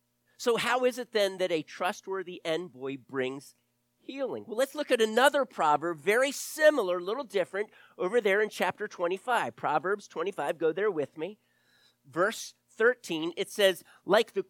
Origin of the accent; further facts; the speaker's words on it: the South, United States; also born or lived in Delaware; I grew up in the South